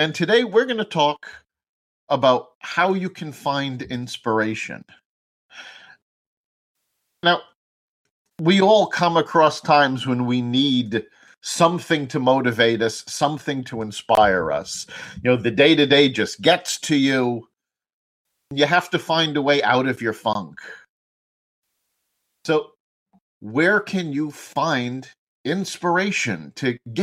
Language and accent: English; New York City, New York, United States; I grew up in New York City